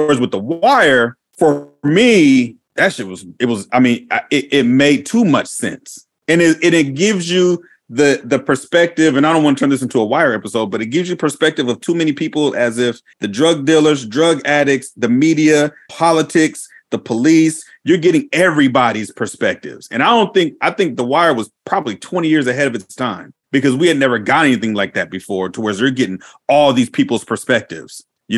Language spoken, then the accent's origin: English; West Coast, United States; also born or lived in Washington / Oregon; I grew up on the West Coast. I grew up all up and down on the West Coast. I'm from California, Washington, and Oregon.